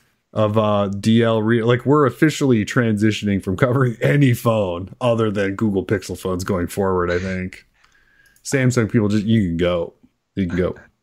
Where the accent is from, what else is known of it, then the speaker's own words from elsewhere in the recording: Pacific Northwest, United States; I don't have an accent. I'm from the Northwest. Like, people in the Northwest don't have accents.